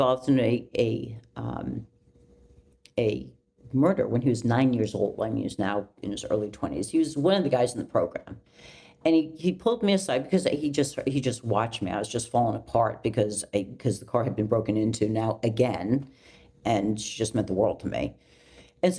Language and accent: English; California, United States; moved away as an adult; also born or lived in New York City; I was from California